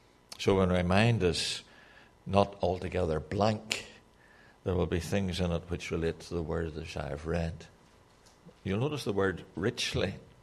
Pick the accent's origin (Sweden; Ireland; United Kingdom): Ireland; but I'm Irish, okay, so that's allowable.